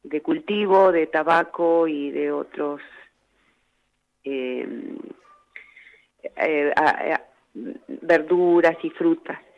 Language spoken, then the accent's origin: Spanish; Humahuaca, Jujuy, Argentina; Así es, Andrita, yo soy descendiente de, eh, originaria, y eh, mi mamá fue migrante boliviana eh, acá en Argentina y bueno, tratamos de, de vivir en, elegimos Humahuaca como, como, como hogar